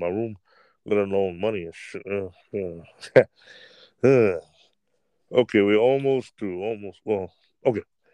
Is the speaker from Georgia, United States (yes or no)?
no; New York, United States; I'm from New York